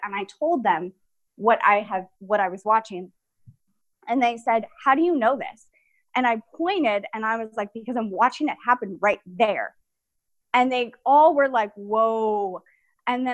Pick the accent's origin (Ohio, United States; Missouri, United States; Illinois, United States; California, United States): California, United States; San Diego; I grew up in San Diego